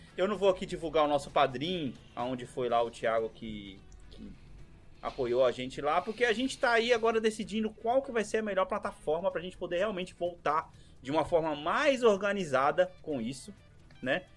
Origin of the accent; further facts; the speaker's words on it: Brazil; moved away; ainda sou brasileiro